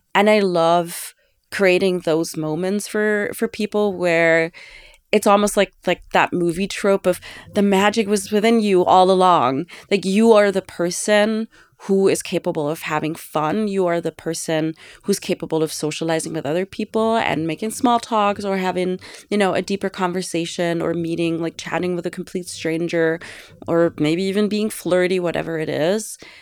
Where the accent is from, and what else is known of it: Ravensburg, Baden-Württemberg, Germany; born or raised there; now in New York, United States